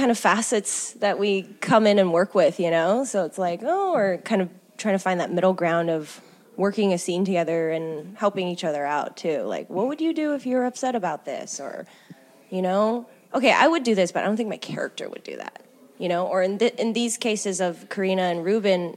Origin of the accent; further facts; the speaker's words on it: Honolulu, Hawaii, United States; moved away as an adult; now in Seattle, United States; I'm originally from Honolulu, Hawaii.